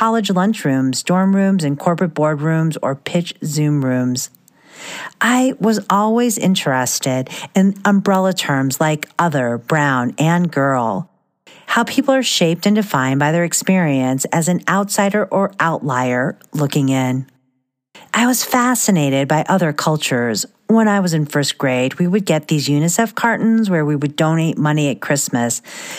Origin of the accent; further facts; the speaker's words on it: Midwest, United States; I was always the only … and the only Filipino or first-generation immigrant kid in any room in the small town where I grew up, in the middle of Midwest cornfields, far away from the Manila rice fields of my ancestors.